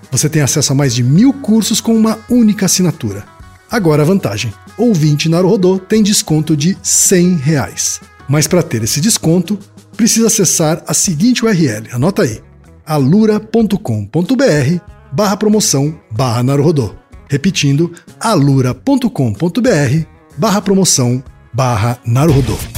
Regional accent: Maringá, Paraná, Brazil; born there; accent: northern Paraná; Eu é paranaense. Nasci em Maringá, no norte do Paraná.

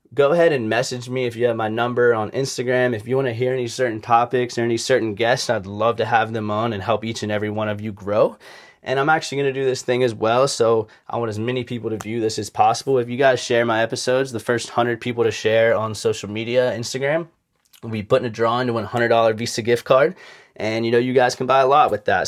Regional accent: Charleston, South Carolina, United States; I grew up in Charleston, South Carolina, from two loving parents

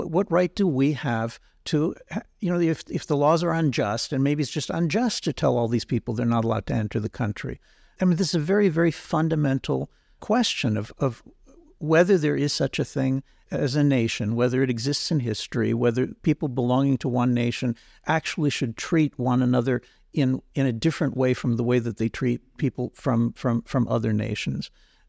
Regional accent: Israel; I'm from Israel. I'm going in a few weeks to India. In places like India and Israel, the word nationalism is a positive word.

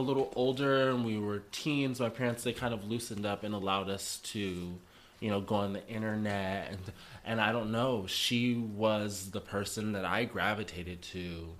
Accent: Sacramento, California, United States; I'm originally from Sacramento, California.

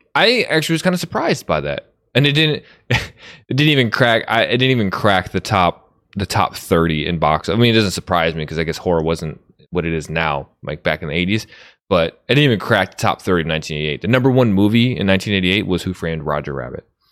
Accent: outside of Chicago, Illinois, United States; I grew up right outside of Chicago.

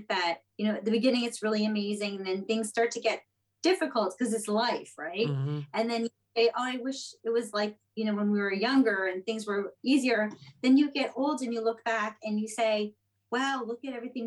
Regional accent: Montreal, Quebec, Canada; moved away as an adult; now in New York, United States; I was born in Montreal. I lived there my entire life until I went to Starbucks in Hawaii

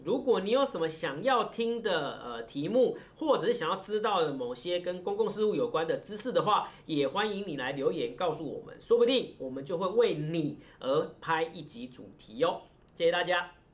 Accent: Taiwan; 我们台湾这边的

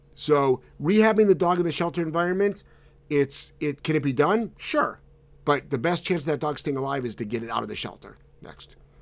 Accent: Cleveland, Ohio, United States; moved away; I'm originally from Cleveland. So, so, um, I, I left Cleveland in nineteen eighty-four.

